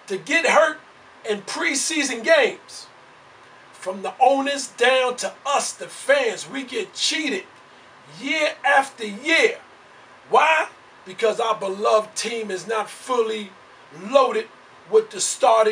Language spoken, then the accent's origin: English; New York City, New York, United States; I am born and raised in New York City.